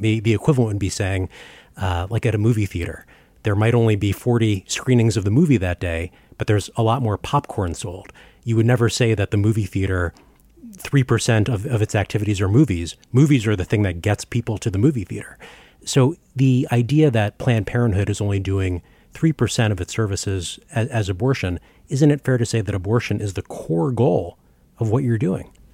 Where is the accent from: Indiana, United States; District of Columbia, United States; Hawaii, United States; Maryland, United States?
Maryland, United States; Baltimore; I grew up in Baltimore, Maryland